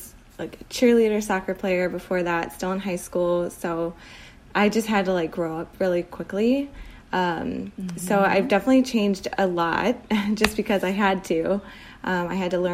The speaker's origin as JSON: {"language": "English", "town": "Chicago", "region": "Illinois", "country": "United States", "tie": "born or raised there", "said": "I grew up in the suburbs of Chicago, and that's still where I am"}